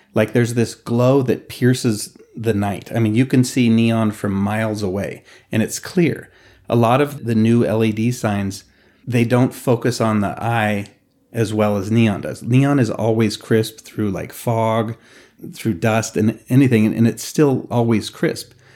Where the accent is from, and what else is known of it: Reno, Nevada, United States; born or raised there